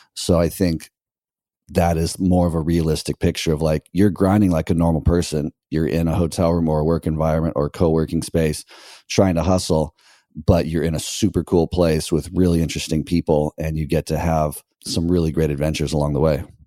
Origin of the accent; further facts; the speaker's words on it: United States; moved away as an adult; now in Nicaragua; America, like it's my home country